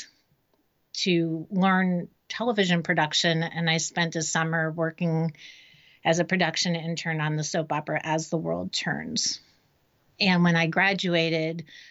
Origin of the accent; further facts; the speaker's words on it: Miami, Florida, United States; moved away as an adult; now in Raleigh, United States; I was born and raised in Miami